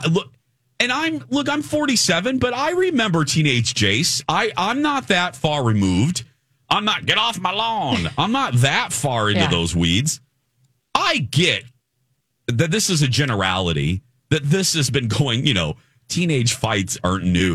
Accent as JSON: {"language": "English", "area": "near Chicago", "region": "Illinois", "country": "United States", "tie": "born or raised there", "moved": "yes", "said": "I grew up near Chicago"}